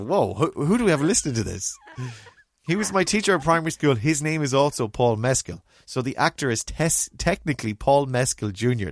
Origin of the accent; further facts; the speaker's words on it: Mayo, Connacht, Ireland; also born or lived in Galway; I remember growing up in Mayo